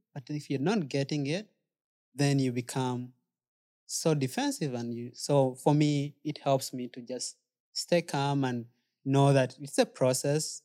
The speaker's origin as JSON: {"language": "English", "country": "Uganda", "moved": "yes", "lives_now": "United States", "said": "citizenship-wise, I'm still Ugandan."}